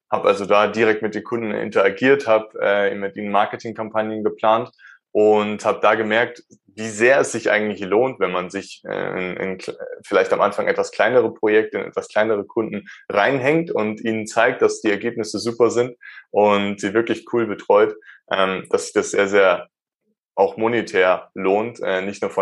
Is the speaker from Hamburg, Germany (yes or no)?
no; Starnberg, Bavaria, Germany; Ich komme aus der Nähe von München. Ich bin, wurde hier geboren. Ich wurde in Starnberg geboren. Das ist ein bisschen weiter weg von da, wo ich jetzt wohne.